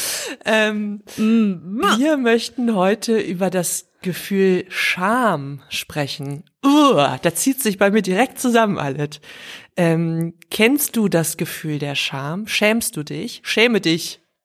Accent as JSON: {"language": "German", "area": "the West", "region": "West Germany", "country": "Germany", "tie": "born or raised there", "said": "Ich bin größtenteils im Westen aufgewachsen"}